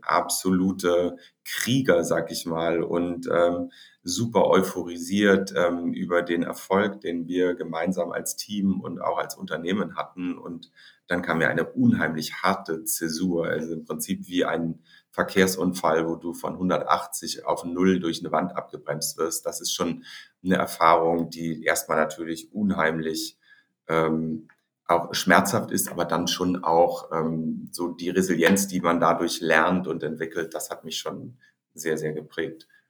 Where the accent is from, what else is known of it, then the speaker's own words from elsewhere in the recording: Hamburg, Germany; also born or lived in Heidelberg; Ich bin geboren in Hamburg